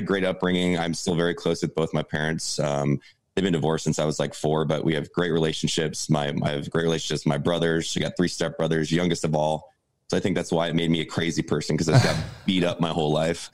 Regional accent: Santa Barbara, California, United States; grew up in a small beach town called Santa Barbara, California

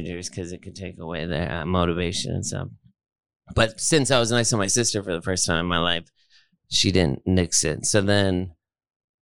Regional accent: Los Angeles, California, United States; I grew up in Los Angeles

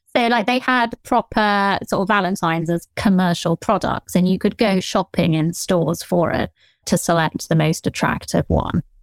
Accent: southern England, United Kingdom; accent: Generic Southern

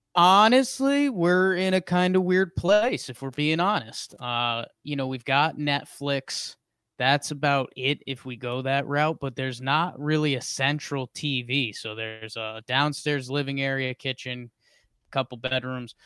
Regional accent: Southington, Connecticut, United States; moved away; I am coming live from the Pumpkin Pie Studio in Southington, Connecticut, uh, at my mother's house

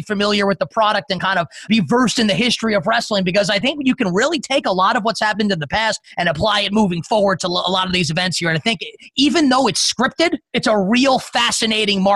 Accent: New York, United States; I'm from New York, so that was always kind of like, I am literally from New York

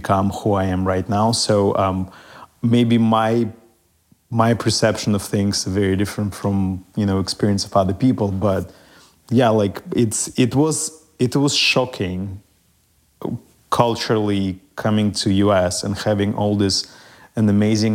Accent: Russia; now in United States; growing up in Russia was very different than growing up, I believe, in any other country.

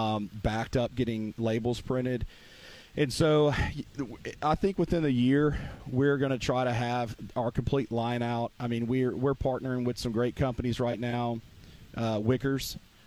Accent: Mississippi, United States; I call it Delta Q because I'm from the Mississippi Delta.

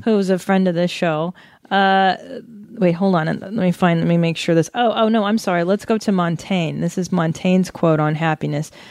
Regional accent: Los Angeles, California, United States; I grew up here in San Fernando Valley

